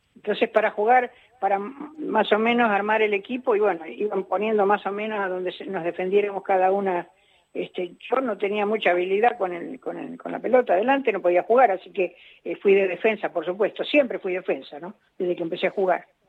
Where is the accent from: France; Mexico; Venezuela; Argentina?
Argentina; Avellaneda, Buenos Aires Province; yo me crié en Avellaneda